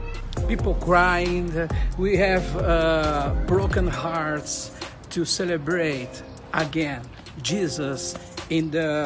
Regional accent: Bergamo, Lombardy, Italy; English is a second language; I'm Pastor … from Bergamo.

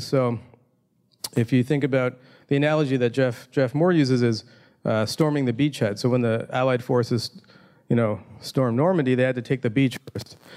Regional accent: Toronto, Ontario, Canada; my hometown of Toronto, Canada.

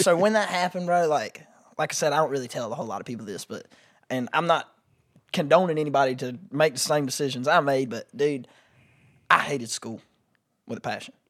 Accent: Pageland, South Carolina, United States; also born or lived in Columbia, South Carolina; I am from Pageland, Jefferson area, which is a really, like, small map dot

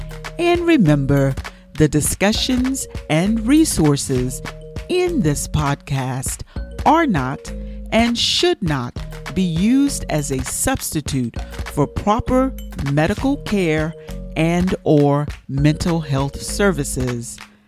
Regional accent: Houston, Texas, United States; moved away; I grew up in Houston. I'm from Houston, Texas. I forgot to shout out H-Town, Fifth Ward. so, yes, I am a Texan.

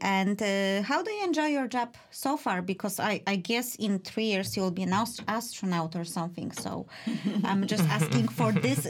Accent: Poland; because, you know, we are from Poland and we are from a Catholic version of the Christianity, and our priests cannot marry.

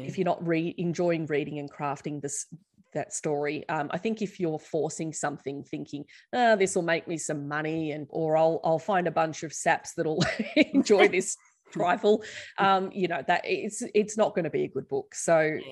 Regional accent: Australia; us as Australian teens

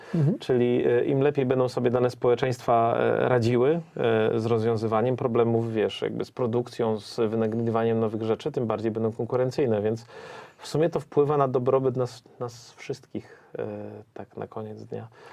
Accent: Silesian Voivodeship, Poland; za dzieciaka, jak to na Śląsku. Miałem sąsiadkę

